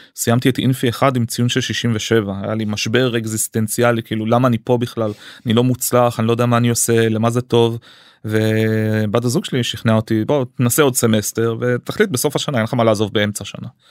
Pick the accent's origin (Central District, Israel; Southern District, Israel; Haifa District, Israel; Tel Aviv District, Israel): Southern District, Israel; Arad; also born or lived in United States; עליתי לישראל שהייתי בן אה, שלוש מארצות הברית המשפחה שלי השתקעה בערד